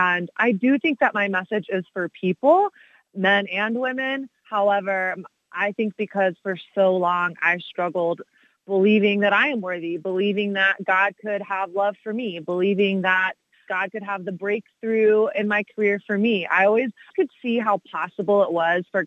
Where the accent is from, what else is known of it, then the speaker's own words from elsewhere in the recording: Texas, United States; I grew up in Texas, so sort of the belt buckle of the Bible Belt